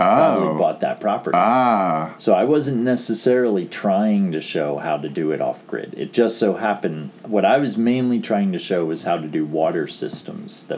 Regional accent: Chester County, Pennsylvania, United States; growing up in Chester County, Pennsylvania

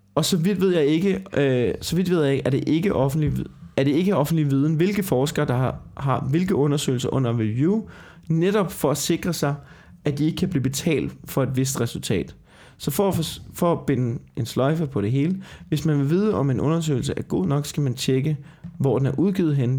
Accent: Denmark

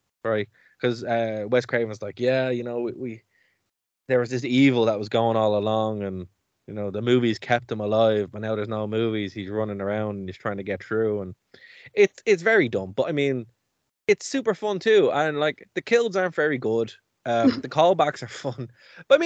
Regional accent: Ireland; as an Irish person

